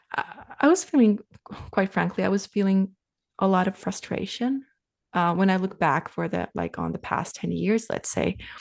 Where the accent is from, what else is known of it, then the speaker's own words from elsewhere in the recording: Finland; moved away as an adult; now in Canada; I'm from Finland, and we, we left for Canada